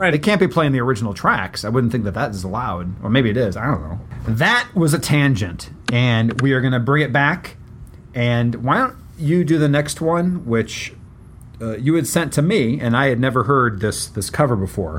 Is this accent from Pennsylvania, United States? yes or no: no; West Lafayette, Indiana, United States; moved away; I'm originally from West Lafayette, Indiana